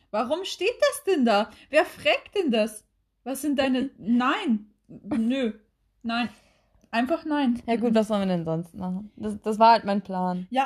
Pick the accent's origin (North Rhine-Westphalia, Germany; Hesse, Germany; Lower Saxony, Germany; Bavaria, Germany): Lower Saxony, Germany; Oldenburg; Ich komme aus Oldenburg, da gibt es keine wahre